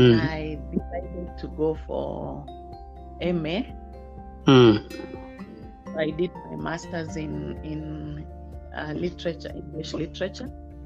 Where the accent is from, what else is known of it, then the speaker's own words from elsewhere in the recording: Nakuru, Nakuru County, Kenya; also born or lived in Nanyuki; But I wasn't born there. I was born in Nanyuki. {S3} Mm-hmm. {S2} Nanyuki barracks, where my dad used to work. So from there, we moved to Nakuru.